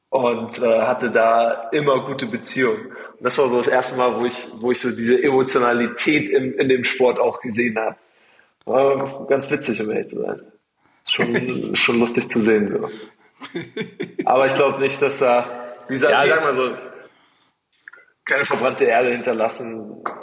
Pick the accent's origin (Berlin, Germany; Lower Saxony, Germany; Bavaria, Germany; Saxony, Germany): Berlin, Germany; muss man auch als Berliner anerkennen, so, da muss man auch sagen, okay, okay, es lässt sich, lässt sich leben, ja?